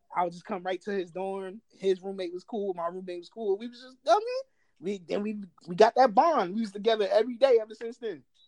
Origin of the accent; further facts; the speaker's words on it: New Jersey, United States; I'm from Jersey.